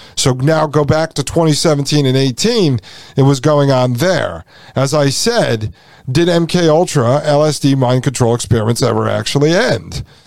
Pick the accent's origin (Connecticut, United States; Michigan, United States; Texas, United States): Connecticut, United States; I am from Connecticut, grew up in Connecticut.